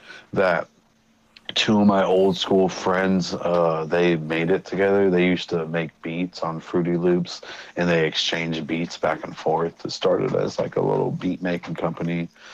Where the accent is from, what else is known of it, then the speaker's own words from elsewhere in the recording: Missouri, United States; also born or lived in Germany / Colorado; now in Los Angeles, United States; I was born in Germany, raised in Missouri, and raised in Colorado.